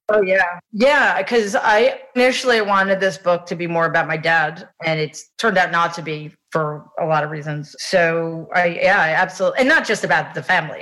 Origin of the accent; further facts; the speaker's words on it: New York City, New York, United States; I grew up in Jamaica, Queens